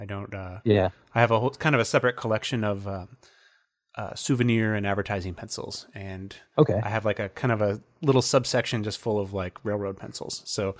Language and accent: English; Fort Wayne, Indiana, United States; born or raised there